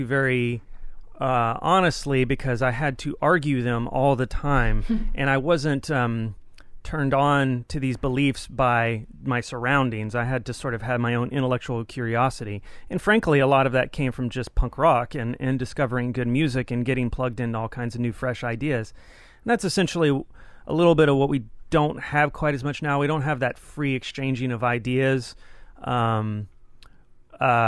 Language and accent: English; Texas, United States; I grew up in Texas. I'm from Texas